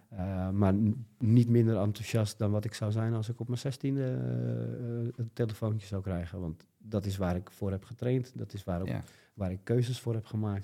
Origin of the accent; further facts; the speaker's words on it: Alkmaar, North Holland, Netherlands; also born or lived in Koedijk; Ik kom uit Alkmaar.